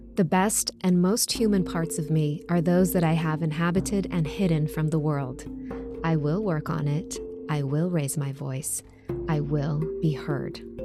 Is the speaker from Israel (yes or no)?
yes; Israel; moved away; also born or lived in New York; I was born and raised in Israel